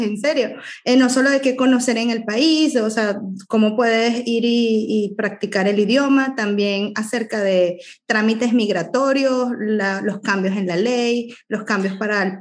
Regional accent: Venezuela; moved away as an adult; vengo de Venezuela

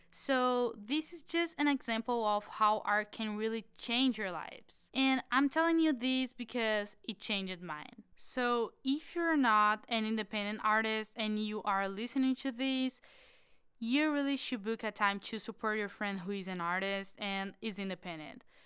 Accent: Florianópolis, Santa Catarina, Brazil; I'm from Florianópolis, which is an amazing island.

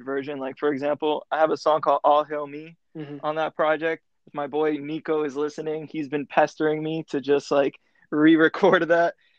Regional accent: Broward County, South Florida, United States; moved away as an adult; now in Atlanta, United States; I grew up in South Florida, Broward County

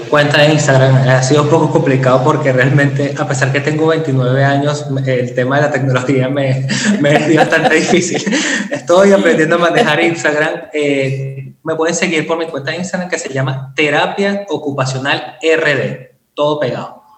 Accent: Venezuela; yo creo que en ser países caribeños, yo soy venezolano

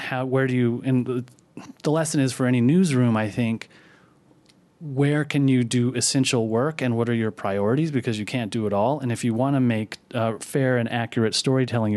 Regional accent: Pinedale, Wyoming, United States; moved away as an adult; I grew up in Pinedale, Wyoming, very small town.

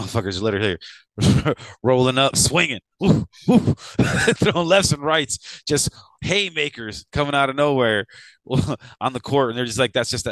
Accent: Chicago, Illinois, United States; growing up in Chicago

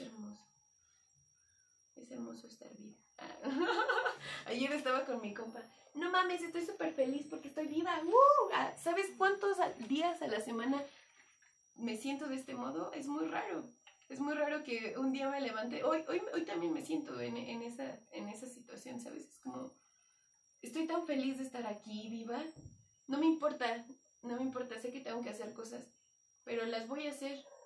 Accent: Mexico; eso me hace como mexicano

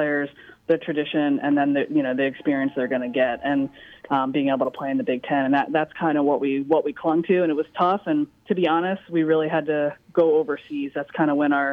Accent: Philadelphia, Pennsylvania, United States; now in Iowa City, United States; I'm from Philadelphia.

